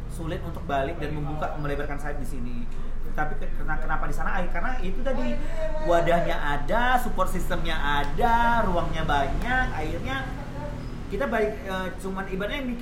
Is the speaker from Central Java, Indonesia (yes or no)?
no; Tanjung Pinang, Riau Islands, Indonesia; also born or lived in Yogyakarta; ya aku penari yang berkembang di Jogja tapi aku asli Tanjung kan kita buat nama Tanjung Pinang ya